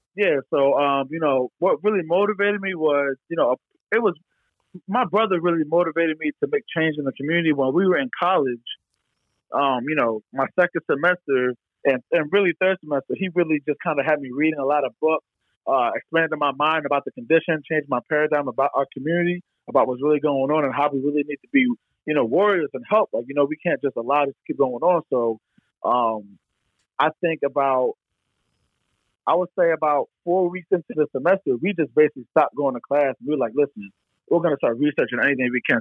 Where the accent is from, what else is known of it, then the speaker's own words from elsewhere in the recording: Bucks County, Philadelphia area, Pennsylvania, United States; I'm from the Philadelphia area. I've lived in Philadelphia for over ten years, and I'm not born in Philadelphia, but I'm born in like Bucks County.